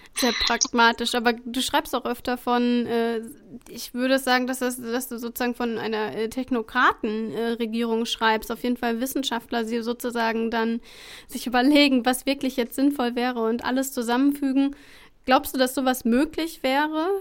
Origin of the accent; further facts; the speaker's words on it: Sauerland, North Rhine-Westphalia, Germany; in meinem Heimatort